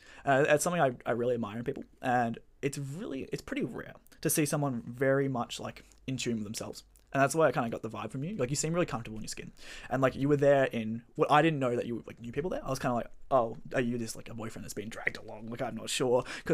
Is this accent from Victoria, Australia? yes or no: yes; Bayside, Victoria, Australia; now in Melbourne, Australia; Well, I guess I'll start with … I grew up down in Bayside. I've been studying my undergrad at Melbourne.